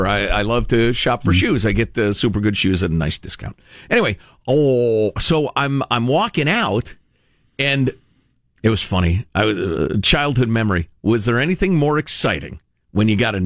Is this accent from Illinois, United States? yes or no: yes; Chicago, Illinois, United States; I grew up in Chicagoland, which is extremely diverse, racially speaking